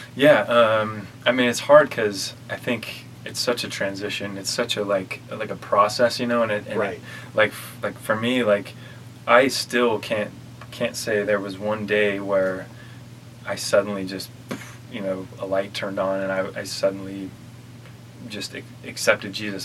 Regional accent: Kaysville, Utah, United States; also born or lived in Orlando, Florida; I grew up in Utah

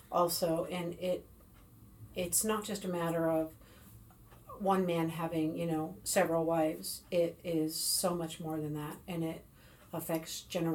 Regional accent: Western Washington, United States; I was raised in Western Washington

